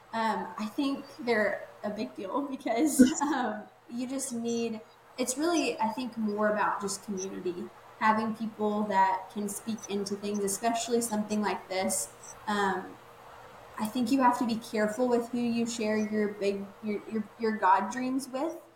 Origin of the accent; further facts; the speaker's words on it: Waco, Texas, United States; I graduated and then came back to like my hometown. I live like in the Waco area.